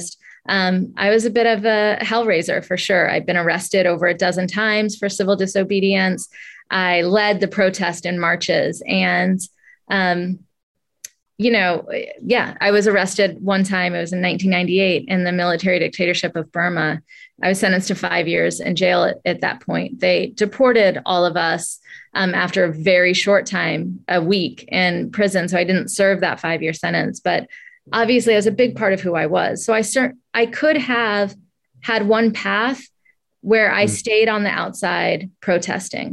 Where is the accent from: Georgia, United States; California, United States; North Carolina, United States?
Georgia, United States; Atlanta; I grew up in Atlanta, Georgia in the 80s, very much black and white South